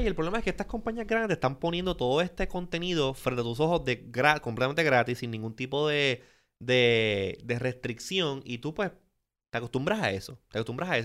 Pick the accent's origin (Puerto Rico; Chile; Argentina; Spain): Puerto Rico; Puerto Rico es, estamos, O sea, somos parte de la Unión Americana